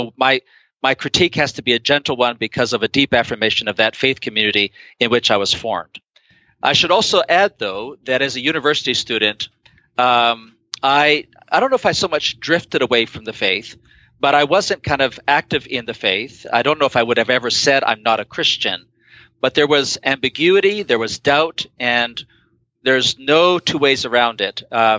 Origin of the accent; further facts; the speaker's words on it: Guayaquil, Guayas, Ecuador; part of what I'm responding to is my experience of growing up in Guayaquil, Ecuador, where our pastor, Miguel Lecaro, who was hugely influential when I was a teenager